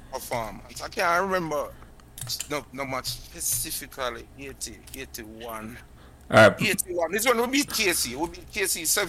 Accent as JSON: {"language": "English", "town": "Cooper's Hill", "country": "Jamaica", "said": "I come from Cooper's Hill."}